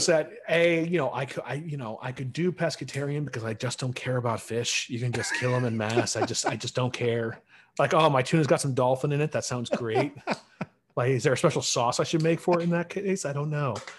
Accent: Central New York, United States; I'm from Central New York

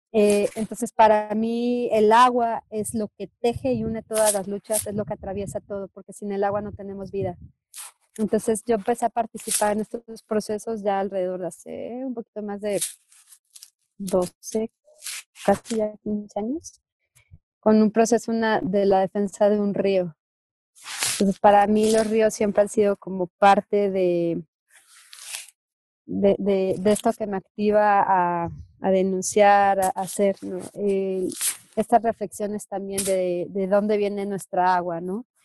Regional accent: Mexico; como, como mexicanas y mexicanos tenemos que alzar la voz

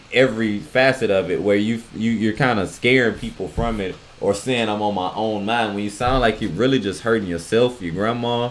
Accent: the South, United States; I'm from the South.

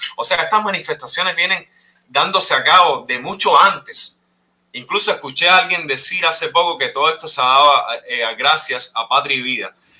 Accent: Cuba; moved away; yo soy un cubano que tiene familia en Cuba también

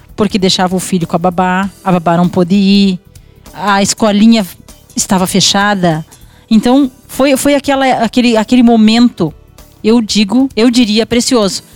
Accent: Quaraí, Rio Grande do Sul, Brazil; moved away as an adult; now in Rosário do Sul, Brazil; Eu já morava em Rosário, eu sou natural de Quaraí, né?

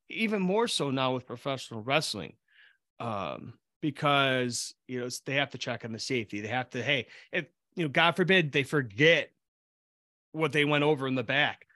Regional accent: Buffalo, New York, United States; now in Rochester, United States; I grew up outside of Buffalo

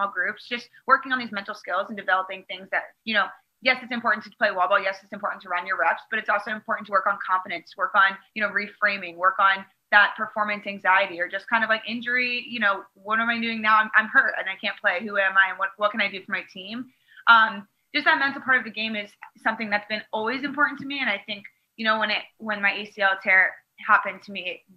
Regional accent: Maryland, United States; my home state of Maryland

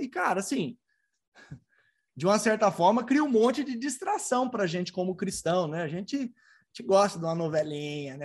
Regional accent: Tatuí, São Paulo, Brazil; also born or lived in Barbacena; quando eu era criança, lá em Barbacena, menino criado lá em Tatuí, no interior de São Paulo

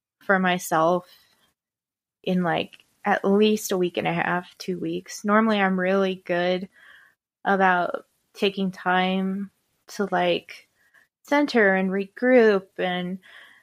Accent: Midwest, United States; moved away; I'm from the Midwest.

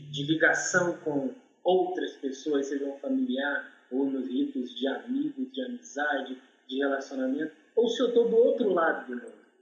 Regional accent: Rio de Janeiro, Brazil; E a minha família veio para o Complexo do Alemão, Rio de Janeiro. Então, eu sou daqui do Complexo do Alemão, morei dentro do Complexo do Alemão 45 anos da minha vida.

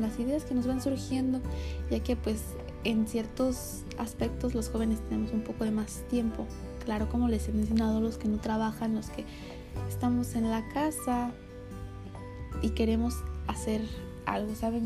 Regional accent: Mexico; como los mexicanos que somos

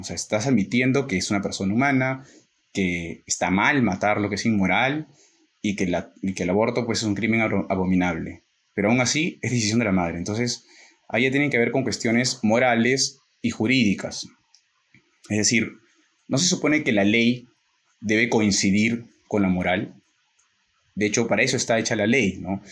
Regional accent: Peru; en nuestro caso, que somos peruanos

